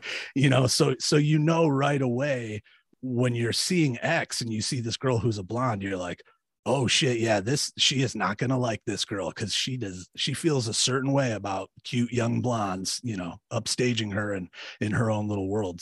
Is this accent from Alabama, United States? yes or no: no; Michigan, United States; i'm from michigan we, i lived like an hour from detroit